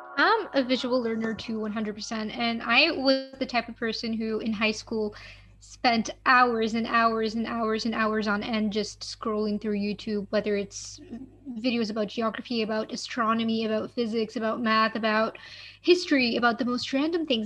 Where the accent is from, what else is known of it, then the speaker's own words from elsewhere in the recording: Morocco; moved away; I come from Morocco